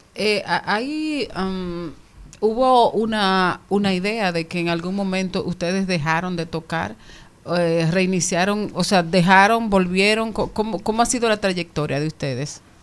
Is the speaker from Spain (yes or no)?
no; Monte Plata, Dominican Republic; yo vengo de Monteplata